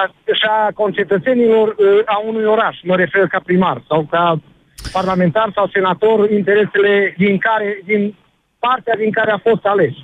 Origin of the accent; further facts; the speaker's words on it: Bucharest, Romania; sunt din București